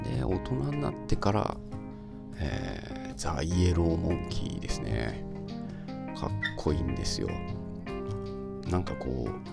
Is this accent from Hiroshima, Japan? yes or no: no; Ibaraki, Japan; 僕茨城なんですけど